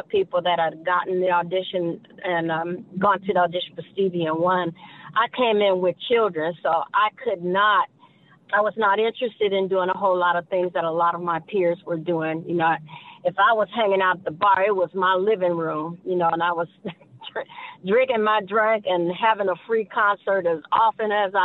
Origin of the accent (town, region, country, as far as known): Gary, Indiana, United States; born or raised there